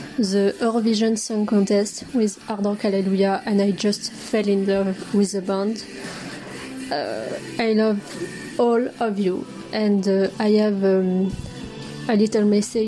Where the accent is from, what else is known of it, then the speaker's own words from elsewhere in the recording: near Paris, Île-de-France, France; English is a second language; I am from France, near of Paris